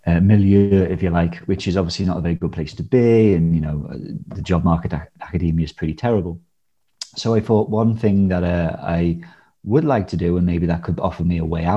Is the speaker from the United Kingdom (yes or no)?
yes; Liverpool, North West England, United Kingdom; when I was like sort of a teenager growing up in Liverpool